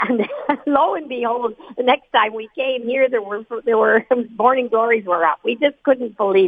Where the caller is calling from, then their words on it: Minnedosa, Manitoba, Canada; I'm calling from Minnedosa